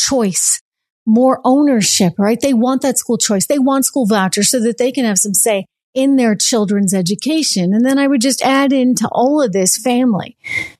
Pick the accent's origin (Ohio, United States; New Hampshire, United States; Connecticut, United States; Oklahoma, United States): New Hampshire, United States; my home state of New Hampshire